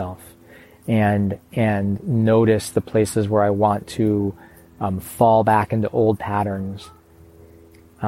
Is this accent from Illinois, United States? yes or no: yes; Chicago, Illinois, United States; moved away; also born or lived in Portland, Oregon; I used to say that I grew up in Chicago